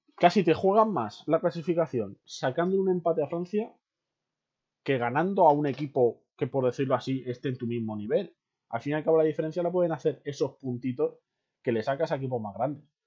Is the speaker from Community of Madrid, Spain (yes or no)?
yes; near Fuenlabrada, Community of Madrid, Spain; yo soy cerca de Fuenla